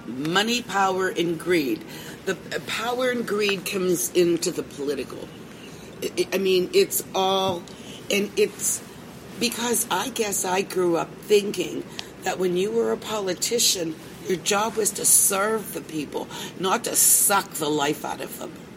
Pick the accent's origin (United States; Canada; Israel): United States; Pittsburgh, Pennsylvania; I'm from Pittsburgh